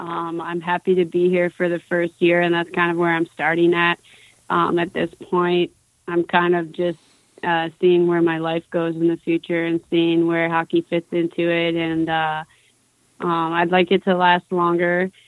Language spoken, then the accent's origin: English; Madison, Wisconsin, United States; now in New York City, United States; Now I'm in New York City. I came from Madison.